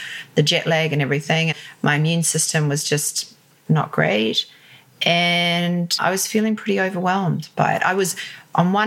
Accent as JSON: {"language": "English", "country": "New Zealand", "also_born_or_lived": "Sydney, Australia", "moved": "as an adult", "lives_now": "London, United Kingdom", "said": "I'm originally from New Zealand"}